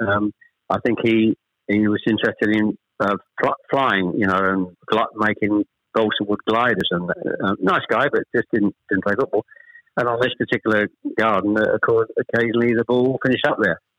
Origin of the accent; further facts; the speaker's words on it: Chelmsford, East of England, United Kingdom; also born or lived in Ashton-under-Lyne, Greater Manchester; We actually moved south from Manchester. We, we, I was born in Ashton under Lyne. We actually moved south to Chelmsford when I was probably I was the eldest of three when I was probably about seven or eight